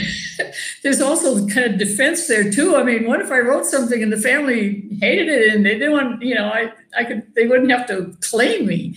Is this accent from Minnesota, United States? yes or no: yes; near Gibbon, Minnesota, United States; I grew up in a little town on a farm little close to Gibbon, Minnesota.